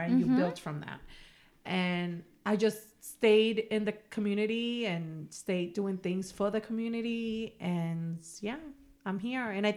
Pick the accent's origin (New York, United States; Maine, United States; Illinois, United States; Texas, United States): New York, United States; moved away as an adult; now in Whittier, United States; I'm from New York, born and raised. And I moved here 6 years ago